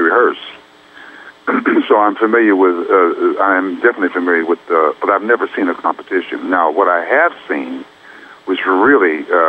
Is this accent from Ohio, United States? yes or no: yes; Youngstown, Ohio, United States; moved away; also born or lived in Montreal / New York / California; when you're born and raised right on the borderline of Ohio and Pennsylvania, about 60 miles south of Lake Erie